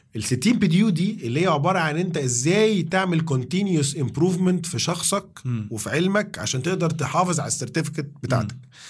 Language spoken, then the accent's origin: Arabic; Egypt; also born or lived in England; انا اول مصري واول واحد من مصر